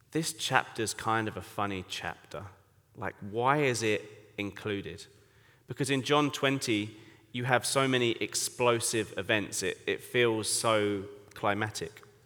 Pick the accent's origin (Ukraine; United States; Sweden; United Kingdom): United Kingdom; Colchester, East of England; accent: English; moved away as an adult; now in Bangkok, Thailand; I grew up in Colchester, England.